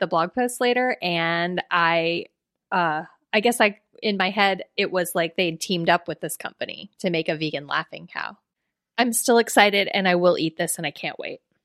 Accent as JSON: {"language": "English", "region": "South Florida", "country": "United States", "tie": "born or raised there", "said": "I'm from South Florida."}